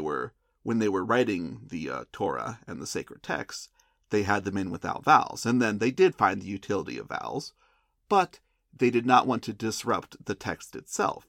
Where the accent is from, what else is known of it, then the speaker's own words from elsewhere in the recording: United States; I'm from the United States